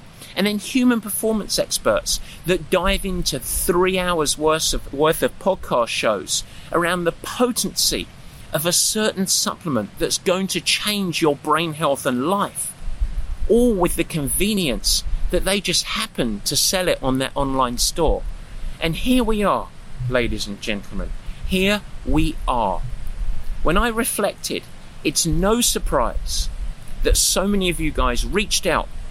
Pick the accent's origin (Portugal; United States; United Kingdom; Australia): United Kingdom; England; yogurts or yogurts, thank you very much, I'm English